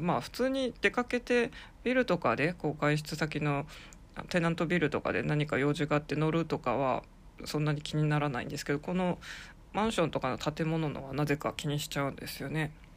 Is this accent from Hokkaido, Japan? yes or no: yes; Sapporo, Hokkaido, Japan; moved away; also born or lived in Kanto; 札幌生まれの札幌育ち